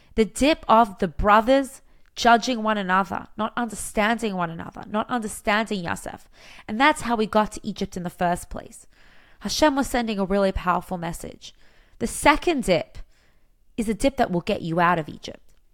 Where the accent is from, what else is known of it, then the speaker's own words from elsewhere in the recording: Australia; now in Israel; I'm from Australia.